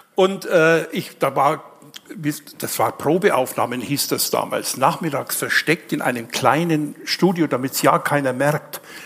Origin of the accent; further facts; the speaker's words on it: Nuremberg, Bavaria, Germany; now in Leipzig, Germany; ich bin gebürtiger Nürnberger